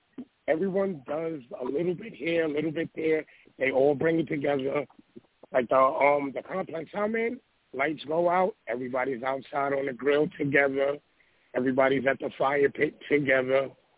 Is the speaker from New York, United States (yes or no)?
yes; New York, United States; now in Florida, United States; So this is Florida, and it's like, you know, I'm from New York, so it's like us, we know what to do when it's time for the snow to come.